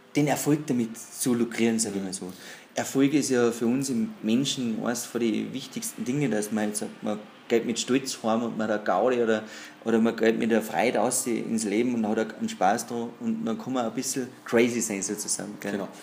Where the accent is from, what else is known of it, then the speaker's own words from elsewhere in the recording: Pinzgau, Salzburg, Austria; ich bin gebürtiger Tagesmacher, bin entsprechend äh, aufgewachsen im Holzgeschäft durch die Eltern.